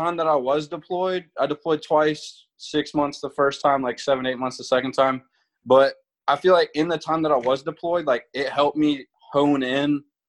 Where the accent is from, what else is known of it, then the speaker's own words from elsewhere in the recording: Virginia Beach, Virginia, United States; moved away as an adult; now in Yuma, United States; Virginia Beach, Virginia is my hometown